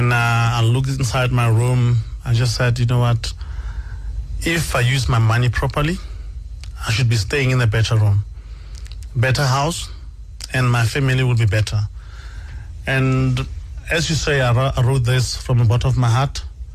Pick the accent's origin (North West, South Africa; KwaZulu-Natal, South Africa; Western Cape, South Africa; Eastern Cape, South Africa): North West, South Africa; Madibeng; also born or lived in Alexandra, Johannesburg, Gauteng; I was born in Alexandra, but I was raised in Northwest. And that's why I call my hometown Nefo, Northwest Madibeng.